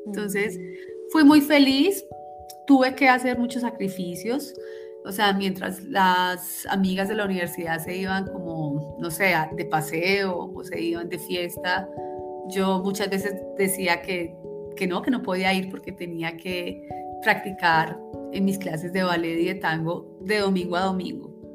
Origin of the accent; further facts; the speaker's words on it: Manizales, Caldas, Colombia; moved away as an adult; Viví en Manizales hasta los 24 años